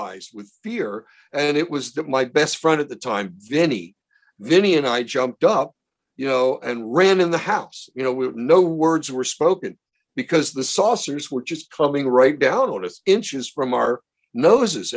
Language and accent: English; Baltimore, Maryland, United States; When I was a kid growing up in Baltimore, I would meet a lot of these wise guys